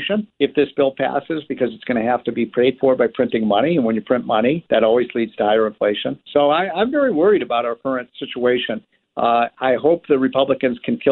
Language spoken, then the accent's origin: English; Illinois, United States; my home state of Illinois